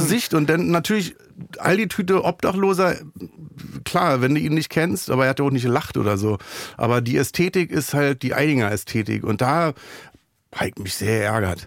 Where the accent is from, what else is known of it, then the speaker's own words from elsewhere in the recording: Berlin, Germany; Ich bin aus Neukölln